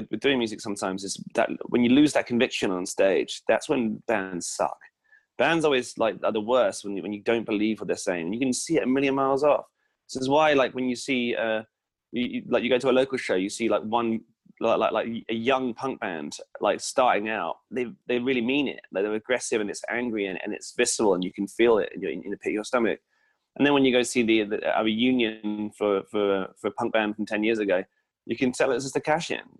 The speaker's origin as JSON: {"language": "English", "area": "Hampshire", "region": "South East England", "country": "United Kingdom"}